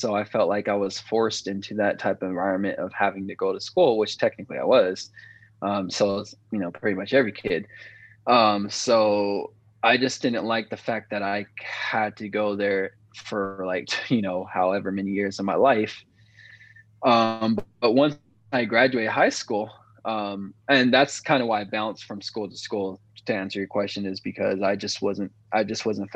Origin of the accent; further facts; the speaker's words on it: Vista, California, United States; also born or lived in Oceanside, California / San Diego, California; I'm from Oceanside, California, born and raised, and then moved to Vista.